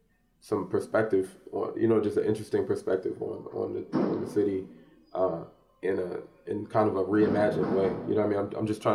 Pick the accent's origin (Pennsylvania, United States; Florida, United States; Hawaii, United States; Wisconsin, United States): Pennsylvania, United States; Upper Darby; also born or lived in Philadelphia; I was born in Philly, but I did most of my years were in the suburbs, like in Upper Darby, Highland Park Elementary, Beverly Hills Middle School, Upper Darby High